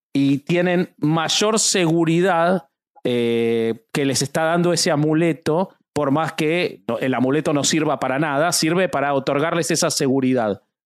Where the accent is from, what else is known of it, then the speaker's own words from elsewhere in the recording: Argentina; yo soy argentino